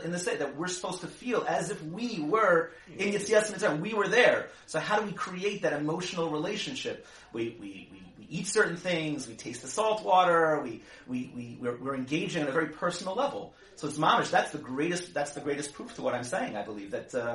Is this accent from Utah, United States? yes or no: no; Silver Spring, Maryland, United States; I grew up in Silver Spring, Maryland.